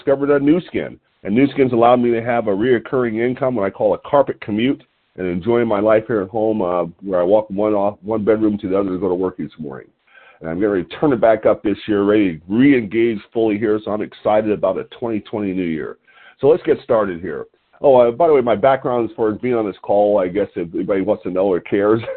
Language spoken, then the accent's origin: English; Lompoc, California, United States; calling in from Lompoc, California, my hometown